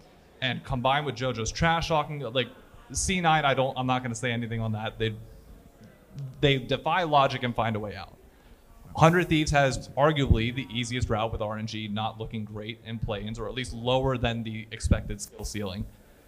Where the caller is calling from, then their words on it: New York City, New York, United States; From Hell's Kitchen, New York City.